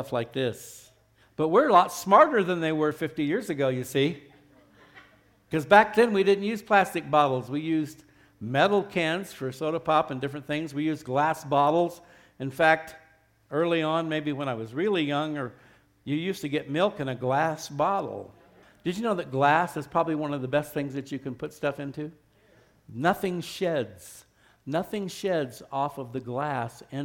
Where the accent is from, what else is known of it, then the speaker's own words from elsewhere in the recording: Arizona, United States; now in Albuquerque, United States; I grew up in Arizona, another state that doesn't have a lot of water